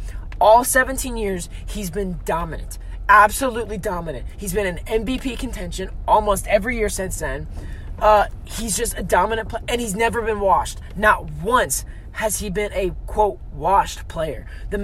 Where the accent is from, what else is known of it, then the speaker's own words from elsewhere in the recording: Cleveland, Ohio, United States; because I'm from Cleveland